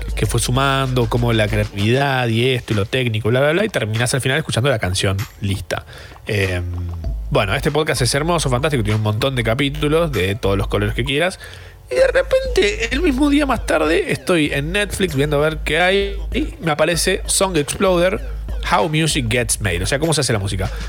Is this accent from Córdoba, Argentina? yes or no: no; Buenos Aires, Argentina; soy porteña